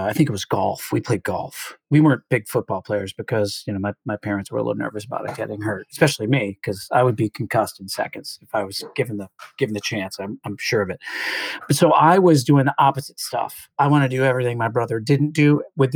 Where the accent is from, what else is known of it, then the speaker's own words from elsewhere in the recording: Canandaigua, New York, United States; also born or lived in Nyack, New York; I'm actually from Canandaigua, New York, which is one of the Finger Lakes